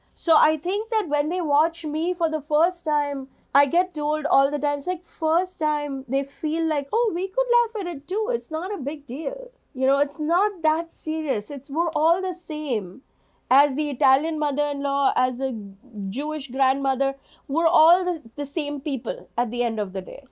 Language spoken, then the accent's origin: English; India; moved away as an adult; now in New York, United States; I'm an Indian woman living in New York for, you know, 25 years